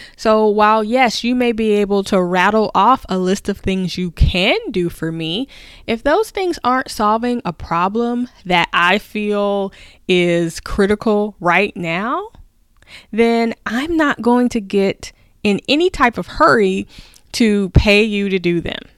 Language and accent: English; the South, United States; I grew up in the South.